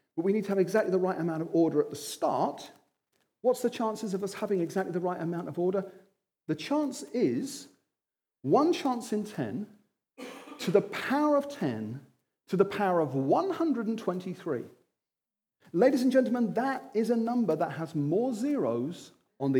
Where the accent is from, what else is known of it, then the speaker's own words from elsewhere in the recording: Wimbledon, London, United Kingdom; I'm from Wimbledon.